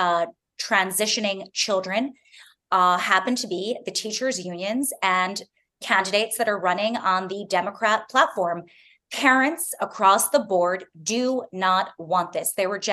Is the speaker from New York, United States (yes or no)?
yes; New York City, New York, United States; I'm born and raised in Manhattan, raising my children in Manhattan.